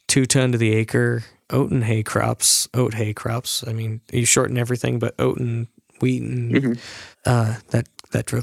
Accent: United States; my perspective as an American

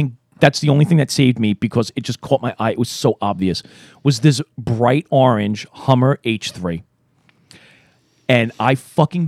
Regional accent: New York City, New York, United States; I grew up in Brooklyn. I moved out. I came back. Now I'm working there.

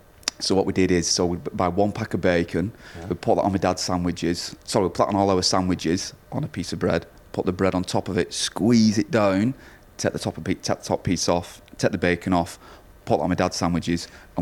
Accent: Wigan, North West England, United Kingdom; born and bred in Wigan, still live in Wigan.

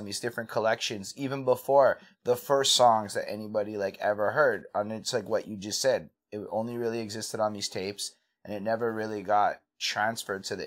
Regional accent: Montreal, Quebec, Canada; I come from Montreal with a pretty not exciting background

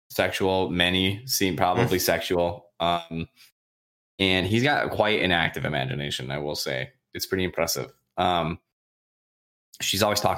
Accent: Michigan, United States; We're from Michigan

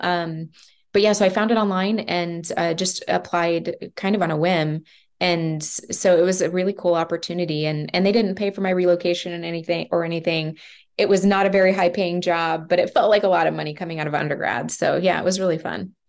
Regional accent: Kansas City, Kansas, United States; also born or lived in Denver / Lawrence, Kansas; I grew up here in Kansas City

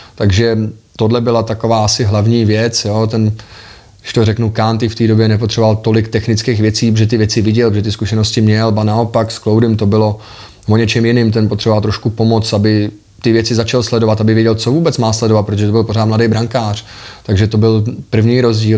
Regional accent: Liberec, Liberec Region, Czechia; also born or lived in Prague / Pardubice; já jsem liberecký odchovanec, v Liberci jsem vyrůstal, pořád tam žiju

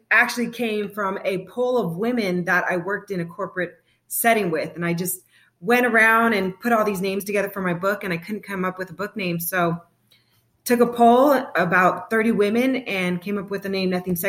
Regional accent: San Bernardino County, Southern California, United States; moved away as an adult; also born or lived in Fullerton, California; now in Arizona, United States; I'm originally from Southern California, San Bernardino County. And I was raised in between Arizona and California

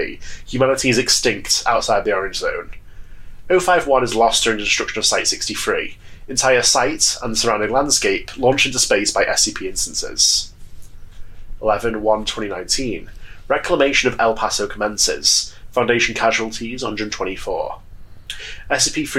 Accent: United Kingdom; Even though I'm British.

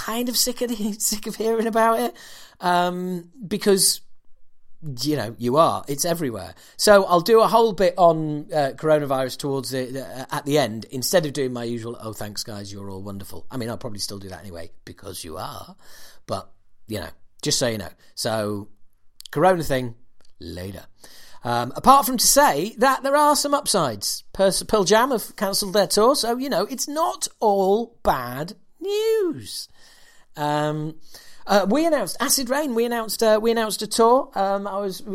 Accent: Yorkshire and the Humber, United Kingdom; I'm from Yorkshire

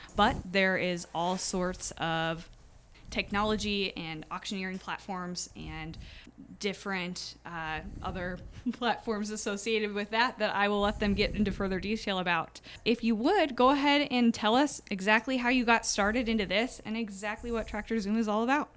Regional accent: Iowa, United States; I was born and raised in Iowa

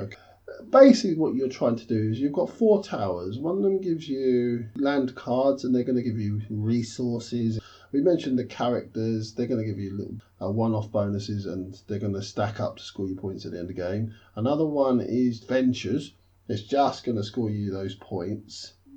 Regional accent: London, United Kingdom; as a Londoner, born and bred.

